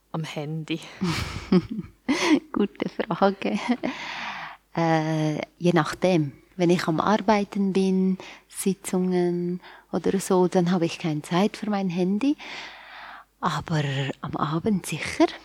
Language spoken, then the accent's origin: German; Aleppo, Aleppo Governorate, Syria; moved away as an adult; now in Switzerland; Ich komme ursprünglich aus Aleppo. Jetzt ist Aleppo bekannt. Hm. Man muss nicht so viel erklären. Bin dort geboren und aufgewachsen und äh, mit 19 Jahren alt bin ich hierher gekommen und jetzt bin ich da schon seit 20 Jahren.